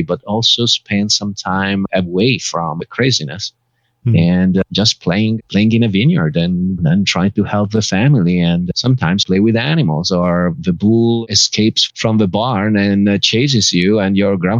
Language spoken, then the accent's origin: English; Bergamo, Lombardy, Italy; now in Los Angeles, United States; My hometown is Bergamo